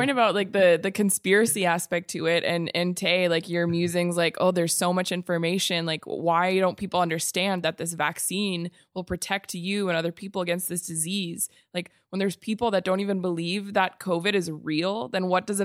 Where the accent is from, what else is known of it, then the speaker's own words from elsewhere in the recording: Texas, United States; I grew up in in Texas